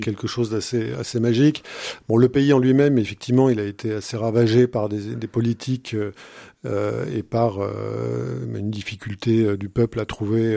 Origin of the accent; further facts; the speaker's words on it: Châteauroux, Centre-Val de Loire, France; moved away as an adult; also born or lived in Saint-Germain-en-Laye / Aix-en-Provence / Haiti; now in Blois, France; J'ai vu mon enfance à Châteauroux